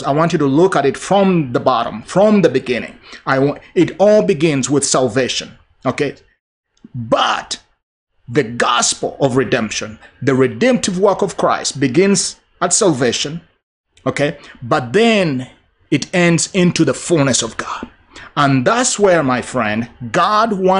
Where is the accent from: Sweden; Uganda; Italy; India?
Uganda; moved away; my home country of Uganda, where I'm from originally